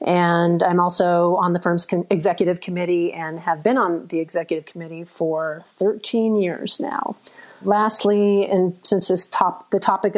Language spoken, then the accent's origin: English; Las Vegas, Nevada, United States; I grew up in Las Vegas